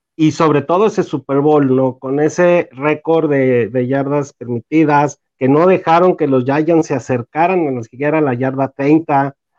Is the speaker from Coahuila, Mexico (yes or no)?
yes; Torreón, Coahuila, Mexico; soy de Torreón, Coahuila.